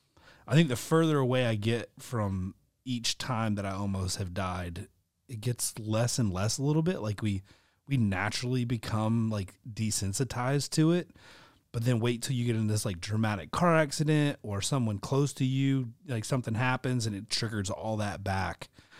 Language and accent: English; Norcross, Georgia, United States; I realized at a very early age because I grew up in Norcross and just experienced a lot of death